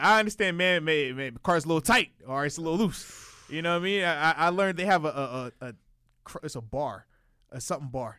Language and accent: English; Virginia, United States; being from, you know, Virginia